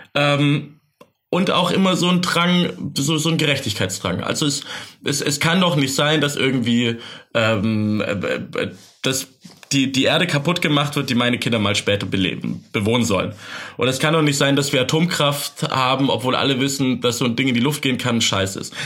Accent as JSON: {"language": "German", "town": "Backnang", "region": "Baden-Württemberg", "country": "Germany", "tie": "born or raised there", "moved": "as an adult", "lives_now": "Berlin, Germany", "said": "In Backnang, wo ich herkomme, in der Nähe aus dem Schwabenland"}